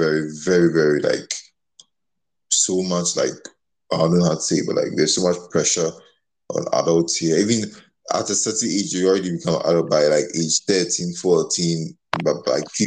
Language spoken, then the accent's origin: English; Ghana; moved away; growing up in Ghana.